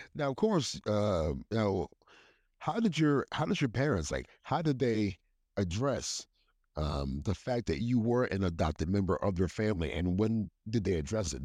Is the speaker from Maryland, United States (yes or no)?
yes; Hagerstown, Maryland, United States; I grew up in Hagerstown, Maryland.